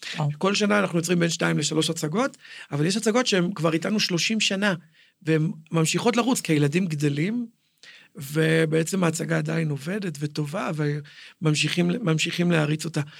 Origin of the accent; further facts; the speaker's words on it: Jerusalem, Jerusalem District, Israel; נולדתי בנחלאות, אבא שלי היה חנות בשוק, כאילו, אני ירושלמי בכל אה, רמ"ח איבריי, ושס"ה גידיי, מעולם לא גרתי במקום אחר